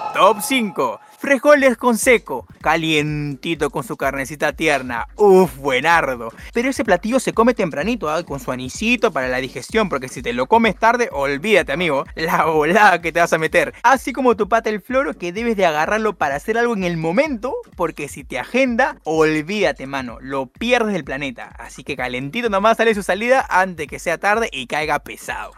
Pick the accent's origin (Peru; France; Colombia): Peru; ser peruanos y nacer en un país con tanta historia y magia